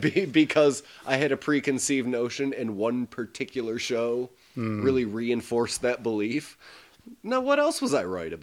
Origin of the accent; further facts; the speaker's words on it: the South, United States; accent: Southern US; much like my southern accent.